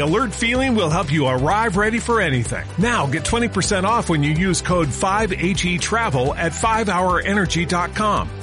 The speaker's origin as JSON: {"language": "Spanish", "country": "Mexico"}